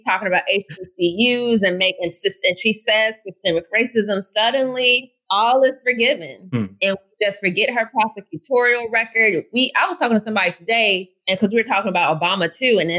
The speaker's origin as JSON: {"language": "English", "area": "outside of Atlanta", "region": "Georgia", "country": "United States", "tie": "born or raised there", "said": "I had the privilege of growing up in a city, of growing up outside of Atlanta"}